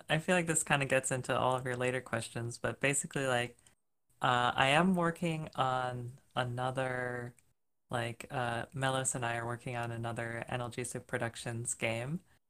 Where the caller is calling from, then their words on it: Minneapolis, Minnesota, United States; Yeah, so I live in Minneapolis, Minnesota.